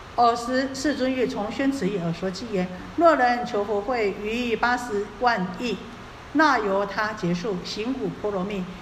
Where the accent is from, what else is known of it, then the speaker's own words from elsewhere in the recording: Taiwan; 我们台湾话